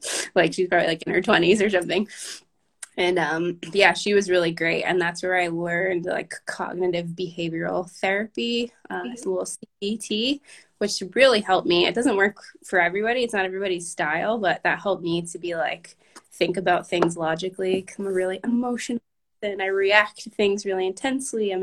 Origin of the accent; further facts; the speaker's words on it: Boston, Massachusetts, United States; I grew up in Boston